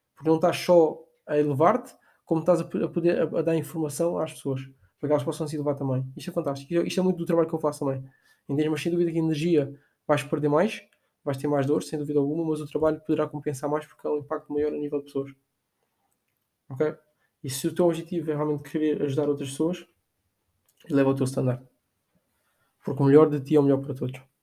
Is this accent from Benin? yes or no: no; Portugal; nós fizemos muito aqui em Portugal